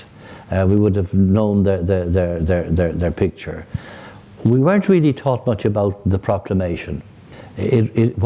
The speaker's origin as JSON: {"language": "English", "town": "Dublin", "region": "Leinster", "country": "Ireland", "tie": "born or raised there", "also_born_or_lived": "Rome, Italy", "moved": "as an adult", "said": "I grew up in Ballyfermot in the very beginning"}